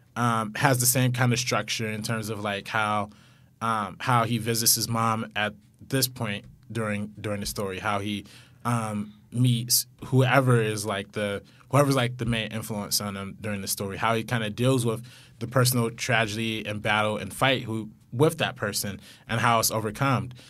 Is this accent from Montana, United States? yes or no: no; Compton, California, United States; we're both from Compton, so, like, we live right down the street from each other